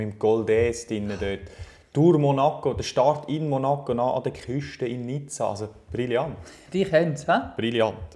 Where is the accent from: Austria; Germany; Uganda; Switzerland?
Switzerland; Das kennen ja, und für uns als Schweizer.